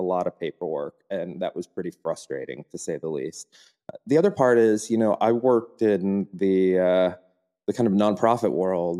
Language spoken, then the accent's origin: English; United States; moved away as an adult; now in Germany; as an American